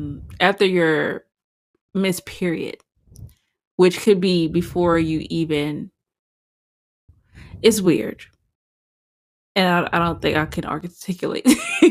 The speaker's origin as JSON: {"language": "English", "region": "the South", "country": "United States", "said": "I'm a Southerner. I have that ingrained in my head."}